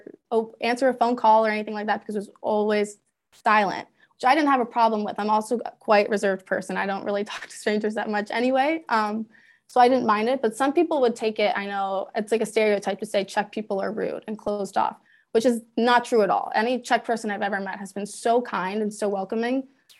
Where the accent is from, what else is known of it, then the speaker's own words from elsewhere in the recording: South Carolina, United States; especially growing up in South Carolina